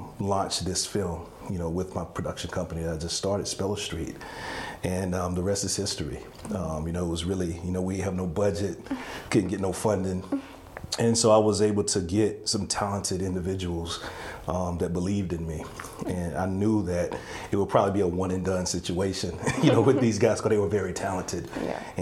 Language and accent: English; Laurinburg, North Carolina, United States; moved away as an adult; also born or lived in Atlanta; I'm from Laurinburg